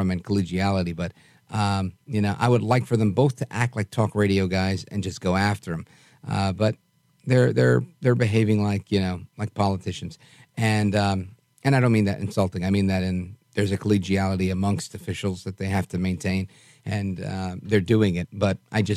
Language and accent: English; New York City, New York, United States; as a little kid growing up in Brooklyn.